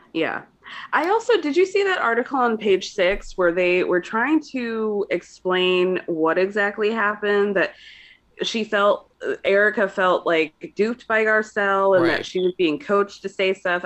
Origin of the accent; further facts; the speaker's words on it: Georgia, United States; I grew up in Georgia